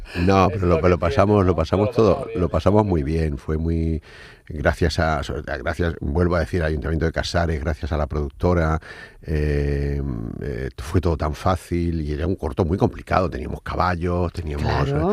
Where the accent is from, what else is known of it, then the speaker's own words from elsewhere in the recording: Casablanca, Casablanca-Settat, Morocco; moved away as an adult; also born or lived in Seville, Spain; Yo cuando llegué de, Marruecos, de Casablanca, a la primera ciudad a la que fui, fui a Sevilla a estudiar Bellas Artes